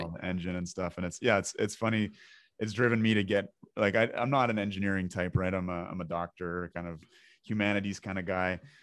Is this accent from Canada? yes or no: yes; Ontario, Canada; we're both from Ontario